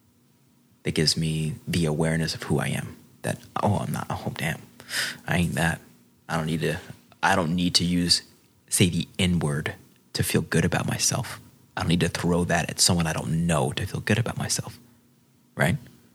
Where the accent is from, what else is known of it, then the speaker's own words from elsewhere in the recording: Springdale, Arkansas, United States; growing up in Springdale, Arkansas. So that's the South